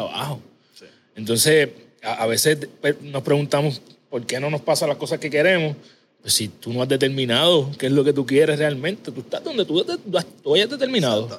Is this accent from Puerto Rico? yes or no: yes; Ponce, Puerto Rico; yo soy de Ponce Natural